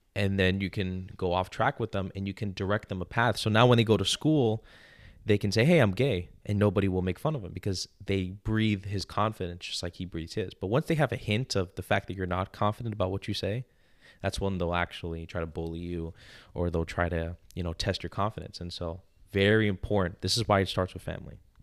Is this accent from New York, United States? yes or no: yes; New York, United States; I'm from New York.